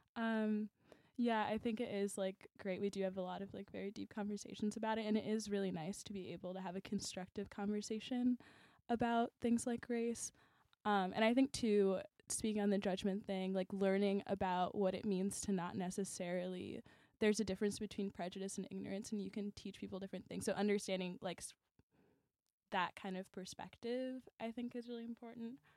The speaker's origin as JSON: {"language": "English", "town": "Chicago", "region": "Illinois", "country": "United States", "said": "we're from Chicago"}